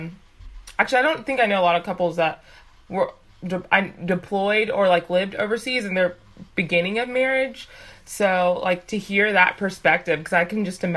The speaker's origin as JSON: {"language": "English", "country": "United States", "tie": "born or raised there", "said": "Well, my parents are from Uganda. I was born here, but I grew up in a Ugandan household."}